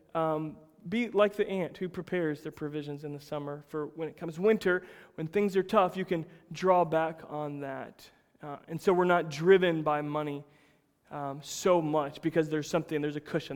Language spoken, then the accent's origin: English; Plant City, Florida, United States; I grew up in Plant City, Florida, the winter strawberry capital of the world